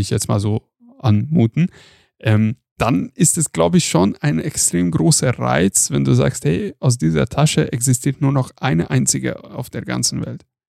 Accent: Hungary; moved away; ich komme aus Ungarn

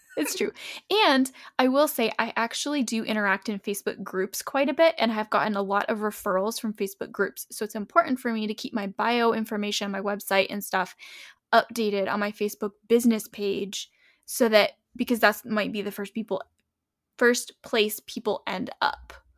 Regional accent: New England, United States; moved away; I'm from New England

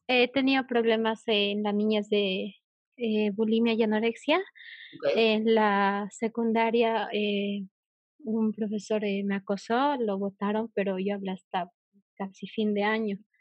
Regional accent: Bolivia; yo eh, de Bolivia

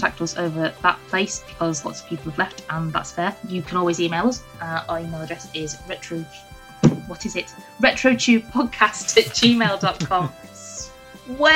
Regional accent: England, United Kingdom; We're English

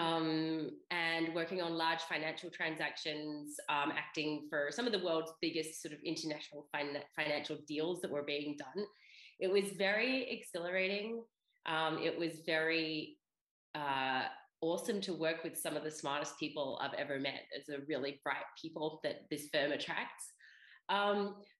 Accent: Australia; moved away as an adult; also born or lived in Europe; I grew up in Australia.

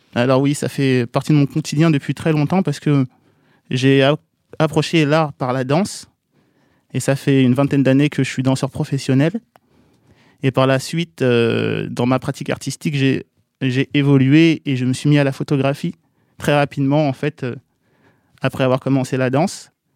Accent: Bondy, Île-de-France, France; je suis de Bondy

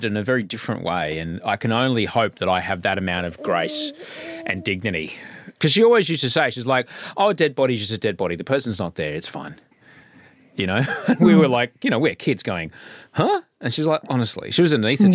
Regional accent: Brisbane, Queensland, Australia; also born or lived in Stoke-on-Trent; I grew up in Brisbane but wasn't born there.

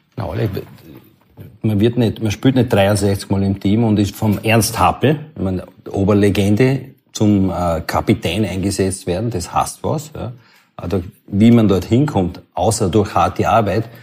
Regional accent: London, United Kingdom; Ich bin in London geboren

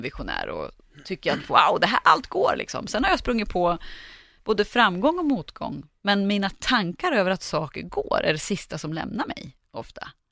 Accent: Sveg, Jämtland, Sweden; moved away; jag kommer från Sveg i Härjedalen och åkte hem över jul

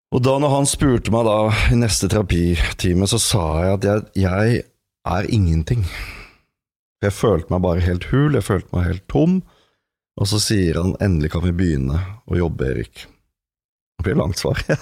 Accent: Norway; jeg er en mann, jeg er norsk, jeg er 44 år

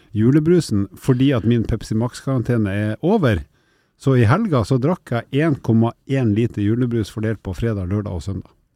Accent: Northern Norway, Norway; Nord-Norge, der jeg kommer fra

